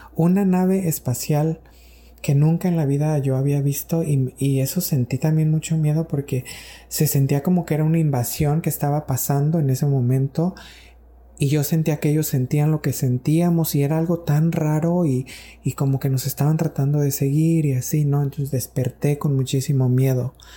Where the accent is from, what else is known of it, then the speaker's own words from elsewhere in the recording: Mexico; estaba en México, de donde soy, en mi pueblo